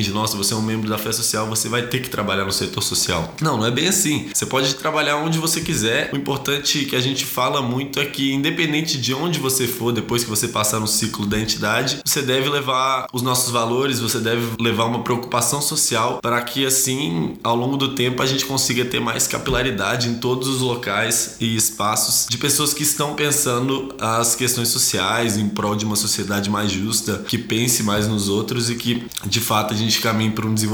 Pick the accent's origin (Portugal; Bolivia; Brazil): Brazil; Minas Gerais; moved away as an adult; now in São Paulo, Brazil; Não sou aqui de São Paulo, eu vim de Minas Gerais ano passado para estudar economia na USP.